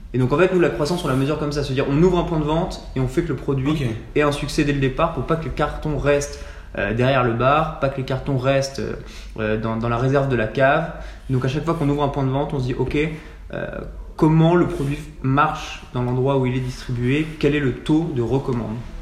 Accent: Annecy, Auvergne-Rhône-Alpes, France; moved away as an adult; also born or lived in Nantes; j'ai grandi à Annecy

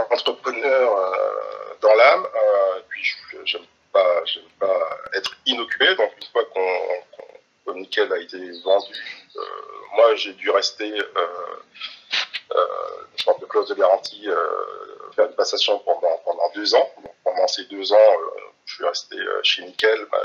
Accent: Antilles, France; Donc, je suis originaire des Antilles

